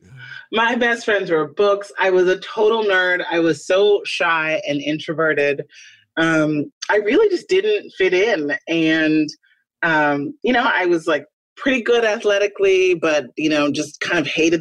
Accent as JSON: {"language": "English", "town": "Chicago", "region": "Illinois", "country": "United States", "tie": "born or raised there", "said": "I was born on the south side of Chicago"}